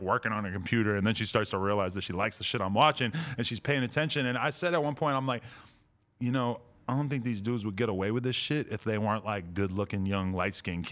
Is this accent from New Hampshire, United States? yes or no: yes; Nashua, New Hampshire, United States; born or raised there; also born or lived in Boston